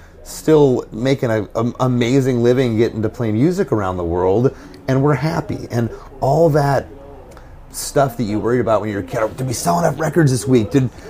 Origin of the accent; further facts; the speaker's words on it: Florida, United States; It's just, we're from Florida. We were never part of that scene.